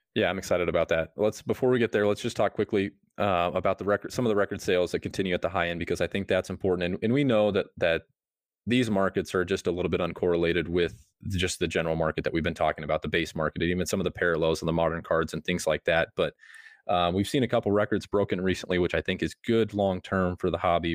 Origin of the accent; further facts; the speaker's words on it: Nebraska, United States; I'm from Nebraska